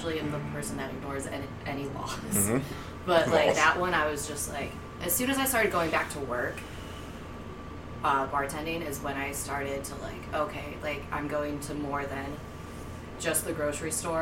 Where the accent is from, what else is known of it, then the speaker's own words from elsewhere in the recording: Iowa, United States; moved away; we're all from Iowa